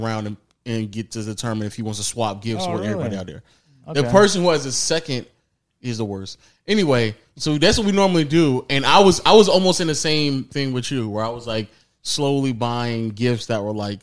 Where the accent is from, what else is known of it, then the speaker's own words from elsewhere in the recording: Fayetteville, Georgia, United States; I'm from Fayetteville